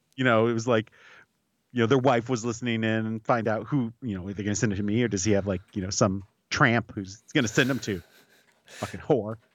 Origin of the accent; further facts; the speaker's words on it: United States; I'm an American.